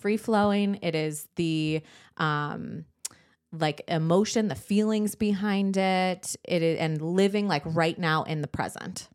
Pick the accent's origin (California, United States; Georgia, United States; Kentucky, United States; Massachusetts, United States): California, United States; San Diego; moved away; I grew up in San Diego.